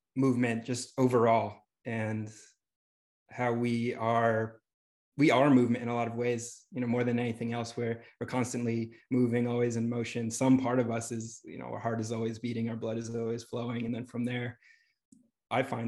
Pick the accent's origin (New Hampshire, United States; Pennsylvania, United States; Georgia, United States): New Hampshire, United States; Bedford; moved away as an adult; now in Santa Monica, United States; I grew up in Bedford, New Hampshire.